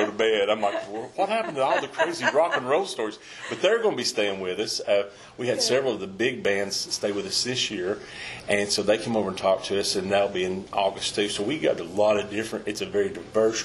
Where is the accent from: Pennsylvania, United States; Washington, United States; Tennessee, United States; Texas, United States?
Tennessee, United States; Pigeon Forge; also born or lived in Gatlinburg, Tennessee; my family moved out of Gatlinburg, we moved from Gatlinburg to Pigeon Forge in 69